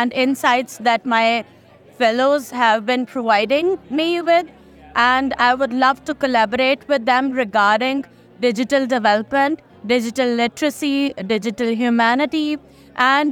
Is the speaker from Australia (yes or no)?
no; Pakistan; I'm from Pakistan